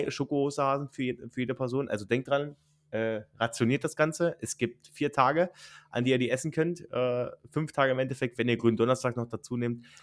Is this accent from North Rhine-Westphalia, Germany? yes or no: no; Brandenburg, Germany; Richard, wir kommen ja beide aus Brandenburg.